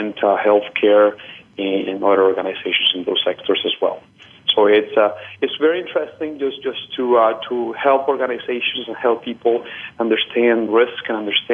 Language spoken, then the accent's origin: English; Colombia; moved away; I am originally from Colombia